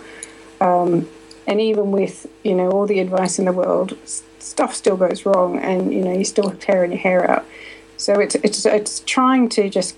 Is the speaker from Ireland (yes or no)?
no; Australia; moved away as an adult; now in United Kingdom; I'm from Australia. I left Australia when I was 23.